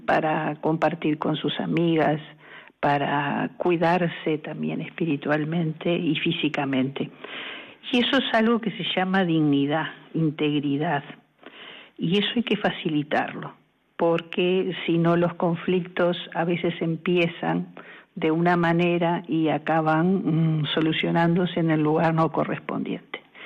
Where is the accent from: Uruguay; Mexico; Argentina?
Uruguay; moved away as an adult; now in Spain; soy uruguaya y en España casi 15